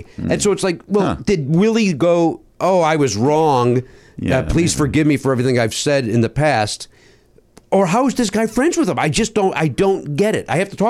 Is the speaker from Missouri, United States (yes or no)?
no; Chicago, Illinois, United States; accent: Chicago; My Chicago accent's coming out.